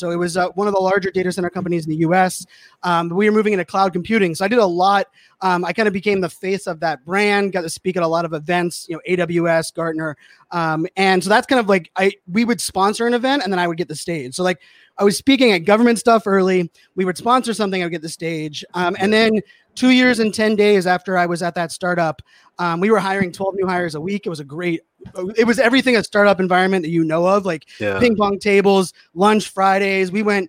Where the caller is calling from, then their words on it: Virginia, United States; So I'm right outside DC, Northern Virginia. So like near Dulles Airport area.